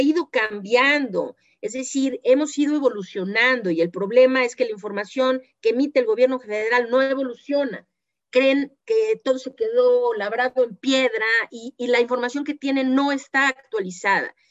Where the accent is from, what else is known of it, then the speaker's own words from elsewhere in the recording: Mexico; nuestro papel como mexicanos, como ciudadanos de este país